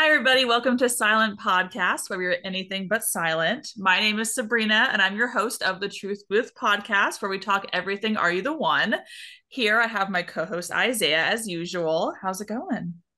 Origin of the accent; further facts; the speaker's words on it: Texas, United States; accent: twang; now in Missouri, United States; I'm from Texas originally, and so whenever I go home, I live in Missouri now